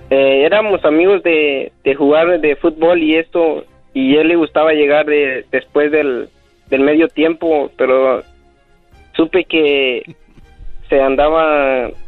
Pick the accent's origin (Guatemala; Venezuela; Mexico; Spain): Guatemala; De Guatemala.